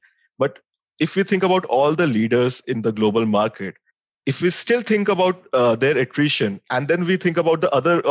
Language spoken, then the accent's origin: English; Delhi, India; also born or lived in Dehradun; I'm born and brought up in Delhi. I've done my schooling from St. Xavier's School, Delhi.